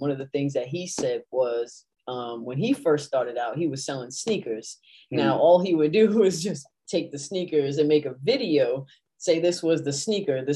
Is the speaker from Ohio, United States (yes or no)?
no; Rhode Island, United States; I'm from Rhode Island